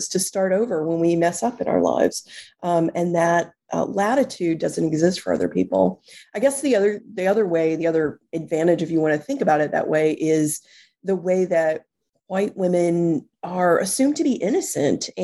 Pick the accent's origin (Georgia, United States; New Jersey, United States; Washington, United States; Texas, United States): Texas, United States; moved away as an adult; now in New York City, United States; I was born and raised in Texas, which shaped a lot of who I am